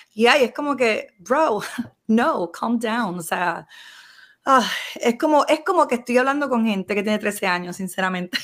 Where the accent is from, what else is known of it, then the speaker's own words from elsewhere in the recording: Puerto Rico; como todo puertorriqueño